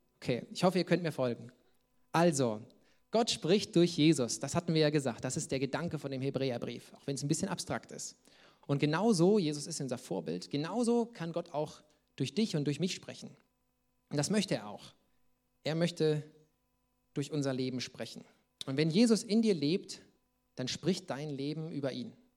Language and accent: German; Saxony, Germany; wo ich herkomme, sagt man Dicksch, das ist äh, sächsisch